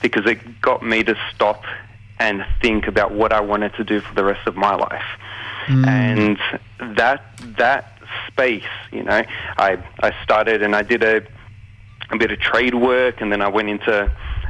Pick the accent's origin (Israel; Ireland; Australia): Australia; I was born here in Australia, grew up under their tutelage